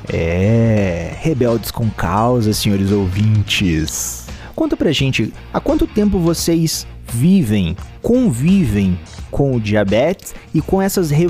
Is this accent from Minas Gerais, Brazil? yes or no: yes; Piumhi, Minas Gerais, Brazil; Eu sou de Piumhi.